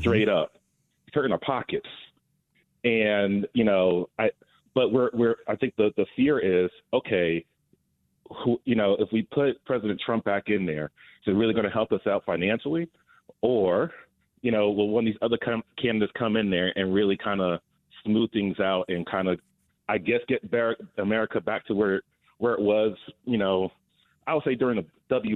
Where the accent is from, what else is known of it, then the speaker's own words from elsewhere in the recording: North New Jersey, United States; now in Atlanta, United States; I'm originally from Jersey, so I'm not a native Georgian